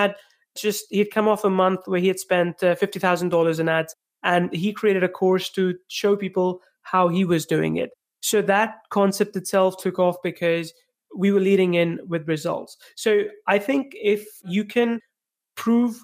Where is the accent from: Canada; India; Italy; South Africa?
India; moved away as an adult; also born or lived in England; I'm originally from India.